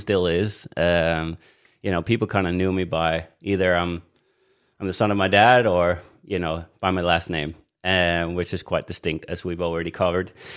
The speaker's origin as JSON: {"language": "English", "country": "Denmark", "tie": "born or raised there", "also_born_or_lived": "Australia", "moved": "yes", "said": "I was born in Denmark on Jutland, uh, in Jutland"}